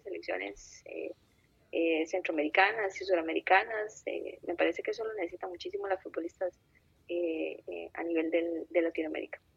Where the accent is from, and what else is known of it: Costa Rica